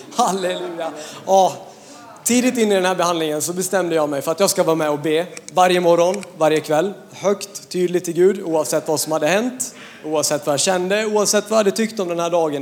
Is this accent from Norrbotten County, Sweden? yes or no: no; Hedemora, Dalarna County, Sweden; jag kommer från Dalarna, en liten ort som heter Hedemora